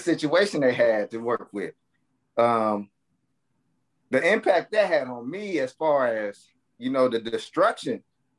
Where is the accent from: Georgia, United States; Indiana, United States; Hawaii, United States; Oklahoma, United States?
Oklahoma, United States; Tulsa; because that's my hometown. That's where I grew up at.